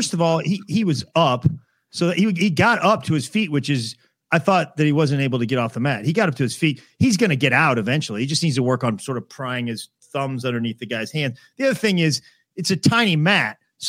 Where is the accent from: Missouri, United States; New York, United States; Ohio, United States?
Missouri, United States; now in St. Louis, United States; I'm from Missouri, so just over the state line.